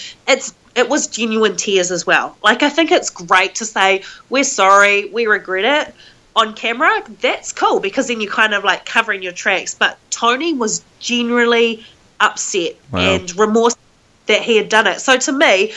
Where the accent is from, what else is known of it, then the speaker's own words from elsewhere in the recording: Whangarei, Northland, New Zealand; I come from New Zealand where we don't have snakes and we don't have scorpions